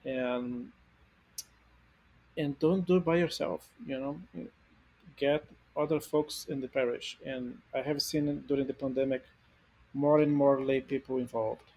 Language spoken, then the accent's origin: English; Brazil; moved away; I come from a Latin American country, I'm from Brazil